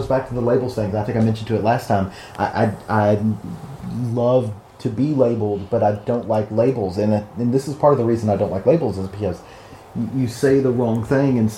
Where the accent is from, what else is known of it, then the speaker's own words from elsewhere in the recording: the South, United States; I am from the South